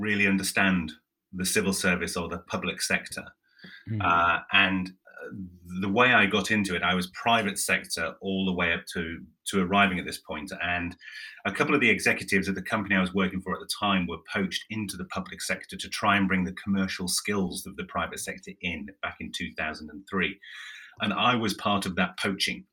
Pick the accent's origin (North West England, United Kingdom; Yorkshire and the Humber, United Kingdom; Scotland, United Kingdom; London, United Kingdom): Yorkshire and the Humber, United Kingdom; I'm from Yorkshire.